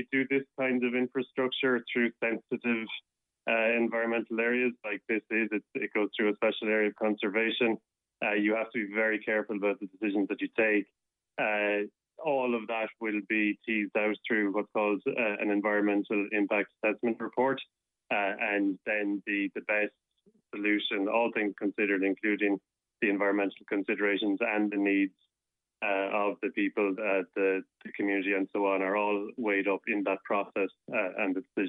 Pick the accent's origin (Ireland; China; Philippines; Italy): Ireland; Limerick, Munster; And Des, for me, growing up in Limerick City, he was an inspiring figure.